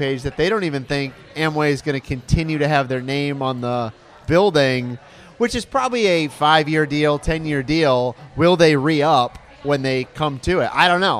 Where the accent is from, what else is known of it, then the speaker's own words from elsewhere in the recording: Michigan, United States; moved away; where I grew up in Michigan